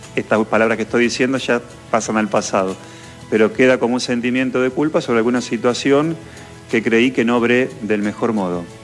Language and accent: Spanish; San Jerónimo, Santa Fe, Argentina; somos gringos, yo acá soy de San Jerónimo